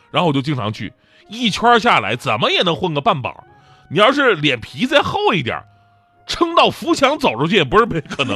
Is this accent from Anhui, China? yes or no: no; Changchun, Jilin, China; 我老家吉林长春那边